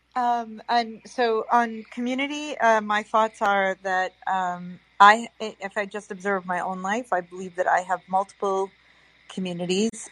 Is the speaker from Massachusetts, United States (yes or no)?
yes; Boston, Massachusetts, United States; moved away; I was born and raised in Boston of Italian Irish descent